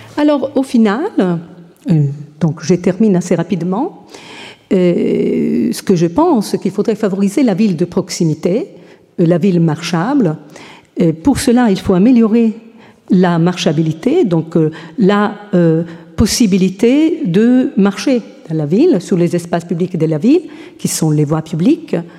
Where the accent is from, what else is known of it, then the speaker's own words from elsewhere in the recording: Italy; je suis italienne